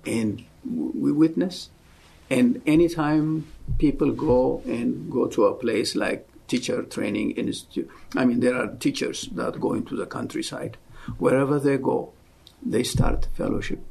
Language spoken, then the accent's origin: English; Ethiopia; moved away as an adult; also born or lived in Oklahoma City, United States; now in United States; I'm originally from Ethiopia. I came to go to school here. So this was back in 1974, came to Oklahoma City.